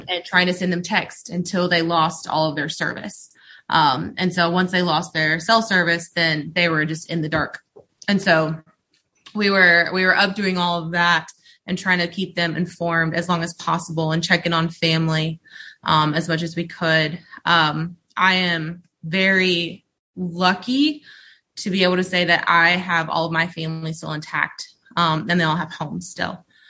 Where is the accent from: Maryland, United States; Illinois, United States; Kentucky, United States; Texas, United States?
Kentucky, United States; Mayfield; now in Frankfort, United States; I'm from Mayfield, Kentucky